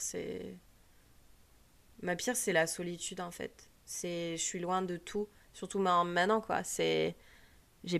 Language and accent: French; France; moved away as an adult; now in United States; on dit qu'on est français